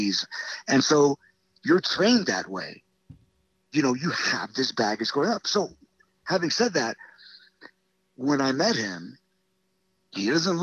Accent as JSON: {"language": "English", "town": "New York City", "region": "New York", "country": "United States", "tie": "born or raised there", "said": "growing up in the South Bronx"}